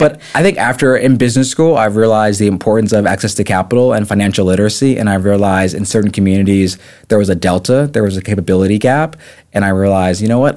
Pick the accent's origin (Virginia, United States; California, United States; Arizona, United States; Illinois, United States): Virginia, United States; the Peninsula; also born or lived in Japan; I call myself a true son of the Peninsula Peninsula